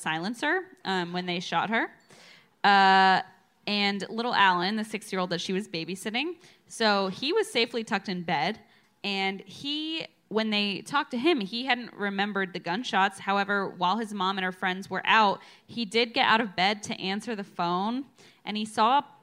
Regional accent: Ohio, United States; I'm from Ohio

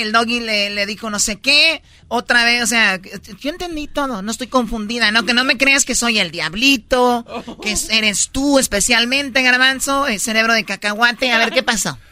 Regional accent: Michoacán, Mexico; yo soy de Michoacán

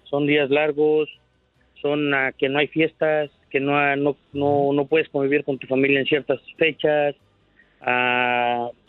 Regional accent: Mexico; una forma de pensar o una mentalidad que tenemos como hispanos y mexicanos.

